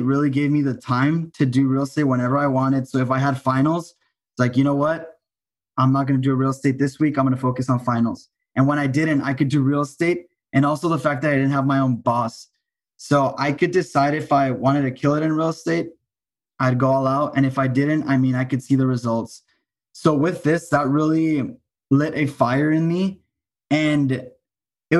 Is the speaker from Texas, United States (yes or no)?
yes; El Paso, Texas, United States; moved away as an adult; also born or lived in Austin, Texas; I'm from El Paso, Texas. And I started in Austin when I was 19